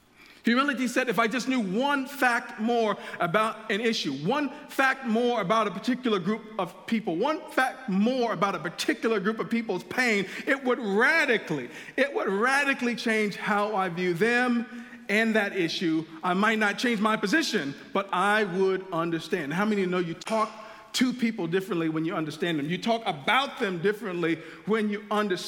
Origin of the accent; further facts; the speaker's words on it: Chicago, Illinois, United States; When I moved here from Chicago in 99 to go to the University of Illinois, one of the things I noticed on my floor is that a lot of the guys had guitars.